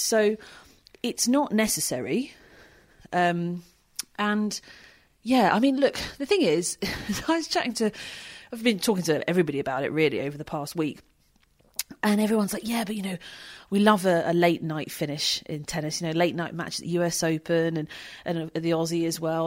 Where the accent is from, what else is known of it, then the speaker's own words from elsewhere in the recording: United Kingdom; being British